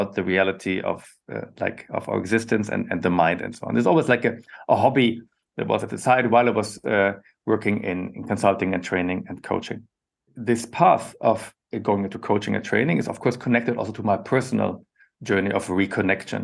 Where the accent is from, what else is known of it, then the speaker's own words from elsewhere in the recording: western Germany, Germany; I was born and grew up in Germany, in Western Germany, close to the Dutch border